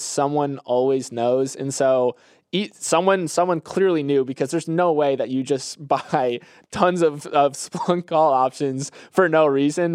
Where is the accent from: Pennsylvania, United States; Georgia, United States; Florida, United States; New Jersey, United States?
Florida, United States; moved away; my home state